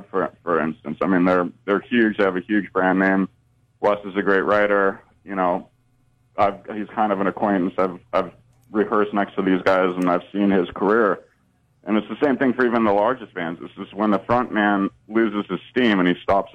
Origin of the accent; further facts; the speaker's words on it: Northern California, United States; I grew up in Northern California